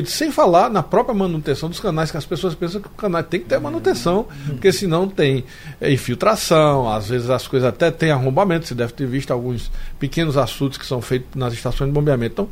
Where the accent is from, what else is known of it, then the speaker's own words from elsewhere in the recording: Sertânia, Pernambuco, Brazil; Eu sou de Sertânia.